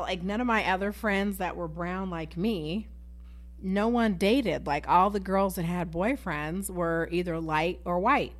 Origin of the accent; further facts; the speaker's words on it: Galesburg, Illinois, United States; growing up in Galesburg